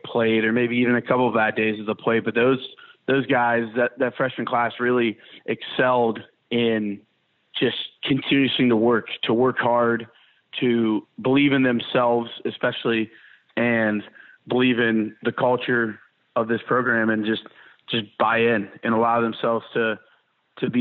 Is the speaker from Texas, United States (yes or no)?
no; Ohio, United States; moved away as an adult; now in Mississippi, United States; being in Mississippi when I'm from Ohio